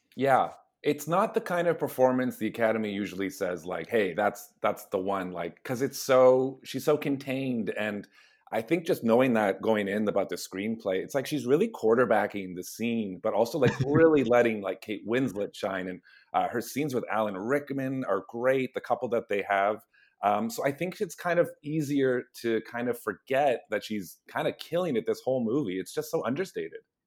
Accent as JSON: {"language": "English", "town": "Hamilton", "region": "Ontario", "country": "Canada", "moved": "yes", "lives_now": "Toronto, Canada", "said": "we're all from Hamilton, uh, but we're all based in Toronto."}